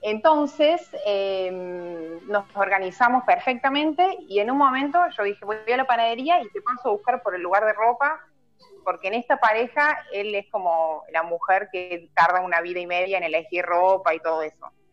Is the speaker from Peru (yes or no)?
no; Córdoba, Argentina; yo soy de Ciudad de Córdoba